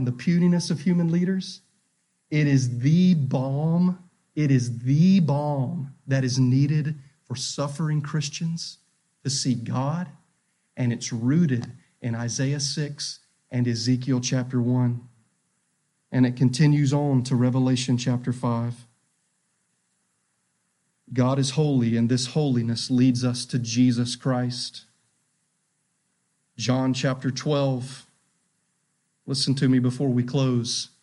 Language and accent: English; North Carolina, United States; We up here in North Carolina, we're from North Carolina